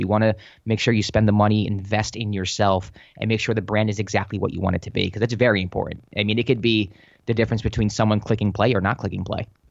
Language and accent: English; New York City, New York, United States; moved away as an adult; also born or lived in Los Angeles; I was born in, uh, the Bronx, Our Lady of Mercy Hospital.